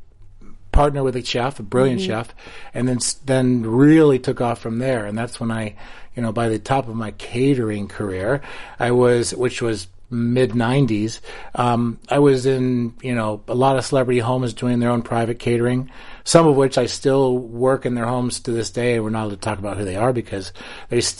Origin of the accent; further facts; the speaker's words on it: Ohio, United States; moved away as an adult; I grew up in Ohio